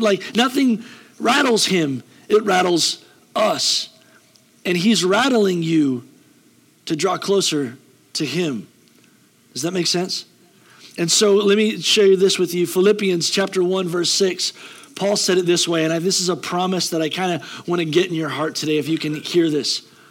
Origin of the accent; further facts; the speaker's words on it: United States; We're American